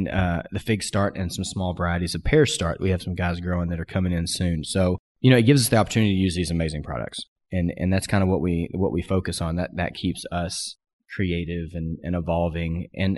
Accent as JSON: {"language": "English", "region": "Pacific Northwest", "country": "United States", "said": "I said, I'm from the Pacific Northwest too."}